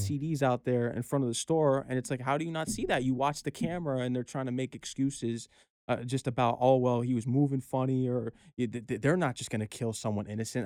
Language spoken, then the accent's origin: English; Norwalk, Connecticut, United States; I'm hailing from Fairfield County, Connecticut, grew up in Norwalk, Connecticut, and, you know, I, I'm blessed to be born and raised there